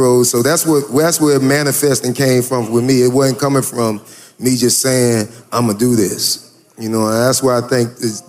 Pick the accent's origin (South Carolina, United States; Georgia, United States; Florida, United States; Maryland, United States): Florida, United States; I'm from Florida. Yeah, so I don't fuck with that cold shit.